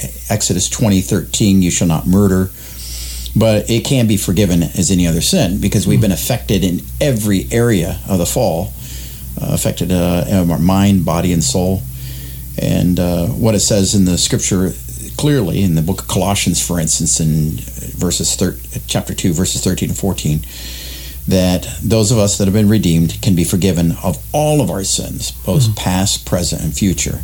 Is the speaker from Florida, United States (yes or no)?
yes; South Florida, United States; also born or lived in Western New York; now in Parkersburg, United States; I grew up in South Florida